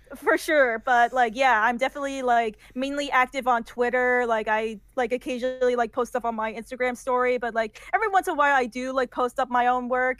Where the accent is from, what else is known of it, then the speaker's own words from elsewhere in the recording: United States; first language English; I only had to like learn uh English because I was born in America and I was a first generation uh, Iranian American